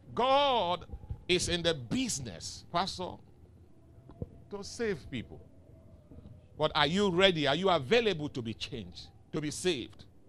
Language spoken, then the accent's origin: English; the East, South East, Nigeria; now in Lagos, Nigeria; I came from the East